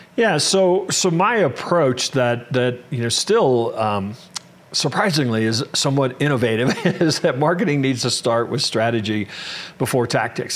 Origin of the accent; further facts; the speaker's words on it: Kansas City, Kansas, United States; I actually grew up in in Kansas